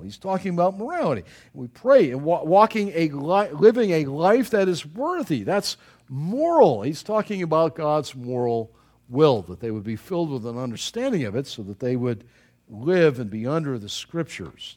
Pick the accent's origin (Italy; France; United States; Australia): United States; Buffalo, New York; moved away; I was from Buffalo